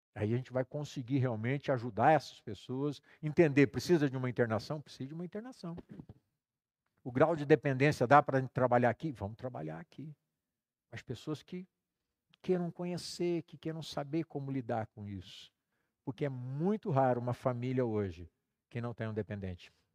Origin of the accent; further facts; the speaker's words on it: Campo Mourão, Paraná, Brazil; moved away; vim para Campo Mourão, que era minha cidade natal